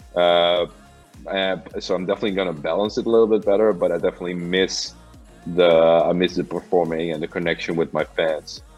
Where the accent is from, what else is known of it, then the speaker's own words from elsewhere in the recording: Amsterdam, North Holland, Netherlands; I'm from Amsterdam